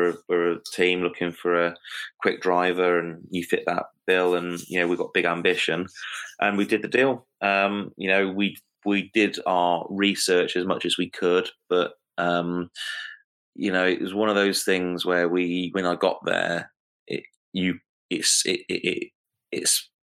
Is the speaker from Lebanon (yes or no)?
no; United Kingdom; as a British driver